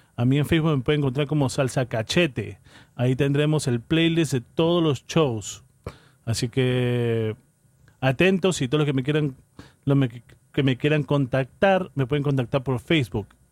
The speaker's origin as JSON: {"language": "Spanish", "region": "Callao", "country": "Peru", "moved": "yes", "lives_now": "New York, United States", "said": "Yo soy peruano, soy del Chimpún Callao"}